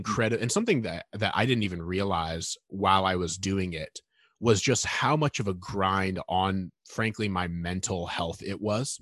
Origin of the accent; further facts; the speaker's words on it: Northern Indiana, United States; moved away; growing up in Northern Indiana